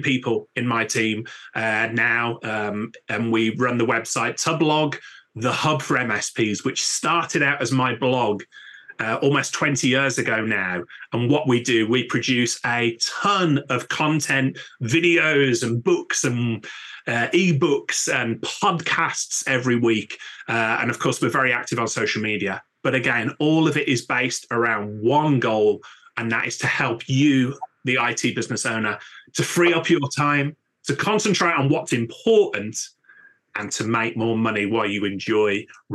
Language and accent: English; Birmingham, West Midlands, United Kingdom; now in Newcastle upon Tyne, United Kingdom; my hometown of Birmingham, my adopted hometown of Newcastle upon Tyne, UK